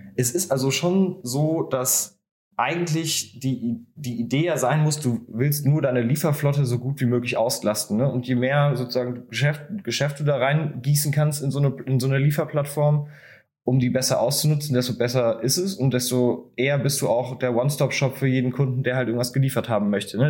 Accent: Bonn, North Rhine-Westphalia, Germany; in einer Stadt wie jetzt Bonn, wo ich herkomme

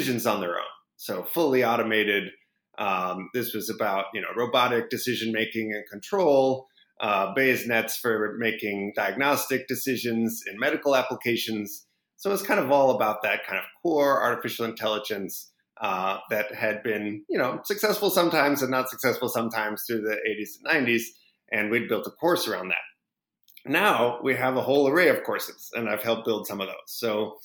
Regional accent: Minneapolis, Minnesota, United States; also born or lived in Pasadena, California; now in Berkeley, United States; I'm originally from Pasadena, but I grew up mostly in Minneapolis, which is a little bit colder than Pasadena

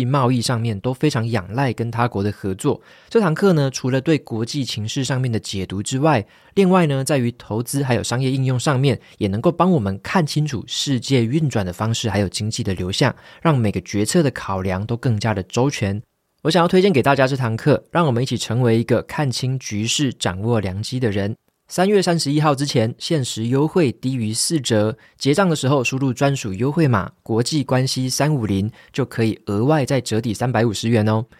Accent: Taiwan; 我们身为台湾人

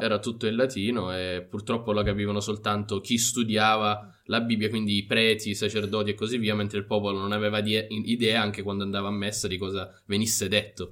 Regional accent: Italy; crescendo in Italia abbiamo la Chiesa cattolica che è ovunque e quindi anche a scuola

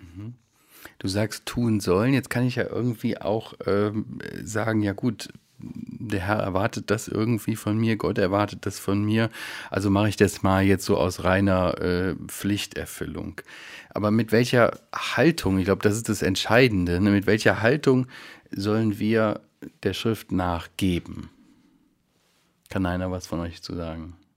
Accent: Germany; wir Deutschen

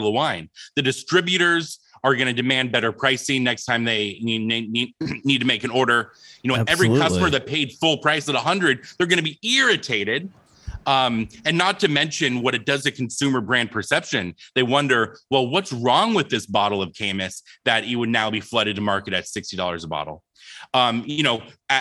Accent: Phoenix, Arizona, United States; when I was 8 years old, I was from Phoenix, Arizona

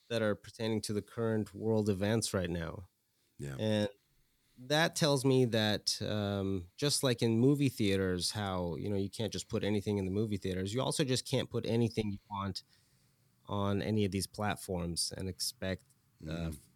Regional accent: Iran; I grew up in Iran for a bit post revolution era, and this was in the beginning of the revolution when a lot of the freedoms were being taken away

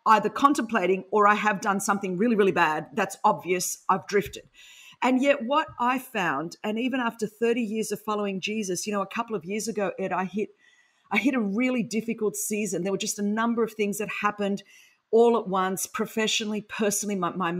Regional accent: Sydney, New South Wales, Australia; accent: Aussie; first language Greek; because I grew up in Sydney, Australia.

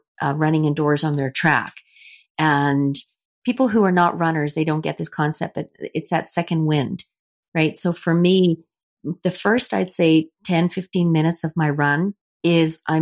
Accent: Winnipeg, Manitoba, Canada; I was from Canada

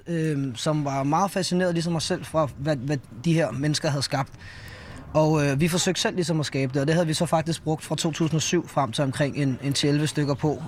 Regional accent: Allerød, Capital Region of Denmark, Denmark; Jeg er fra Nordsjælland

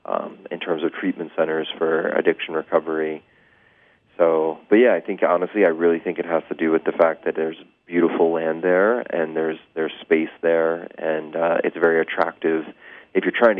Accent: California, United States; moved away as an adult; now in Toronto, Canada; I'm actually a Californian. I'm here from California in Toronto now

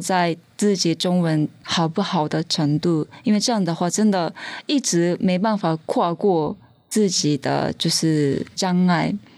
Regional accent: Tokyo, Japan; first language Japanese; Chinese is a second language; moved away as an adult; now in Taiwan; 我的家乡还是日本东京

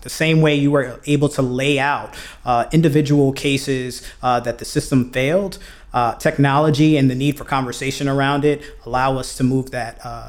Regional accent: Brooklyn, New York, United States; He's from Brooklyn. I'm from Brooklyn. We've got that, right?

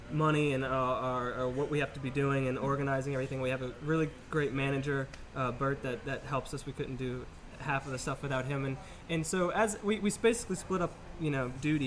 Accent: Slidell, Louisiana, United States; moved away as an adult; also born or lived in New Orleans; I was from Slidell

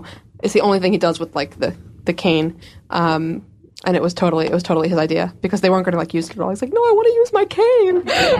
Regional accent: New York, United States; I'm from New York.

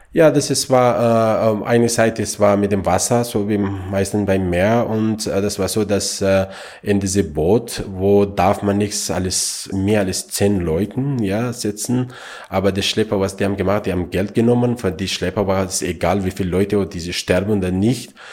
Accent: Afghanistan; German is a second language; now in Austria; ich bin in Afghanistan geboren bin

